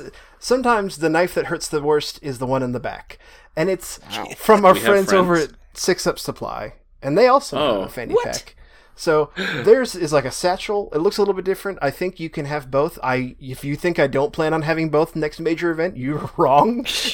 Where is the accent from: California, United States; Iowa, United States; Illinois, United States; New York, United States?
New York, United States; I'm …, reminding you that I am in fact from New York.